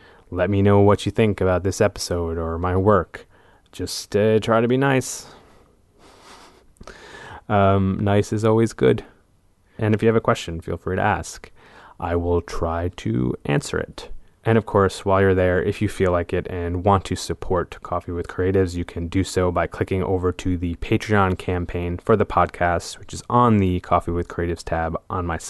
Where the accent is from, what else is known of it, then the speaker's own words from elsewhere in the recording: Cranston, Rhode Island, United States; moved away; my home state of Rhode Island, out of our hometown of Cranston